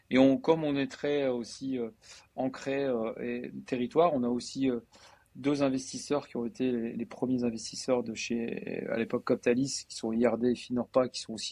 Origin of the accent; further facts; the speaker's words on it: Denain, Hauts-de-France, France; moi je suis de Denain, donc Denain c'est vraiment on va dire un peu euh, euh, le valenciennois, donc c'est très industriel, très ouvrier.